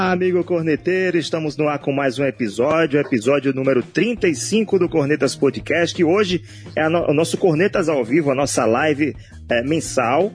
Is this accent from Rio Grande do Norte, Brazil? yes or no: yes; Natal, Rio Grande do Norte, Brazil; nós somos do Rio Grande do Norte, Natal, Rio Grande do Norte